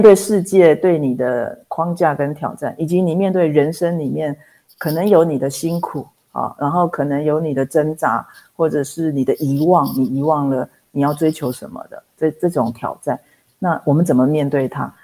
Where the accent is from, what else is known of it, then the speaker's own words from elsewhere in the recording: Taipei, Taiwan; 我是台北人